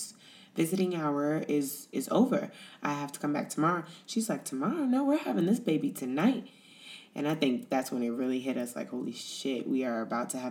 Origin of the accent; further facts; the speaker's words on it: United States; moved away as an adult; now in Italy; we're American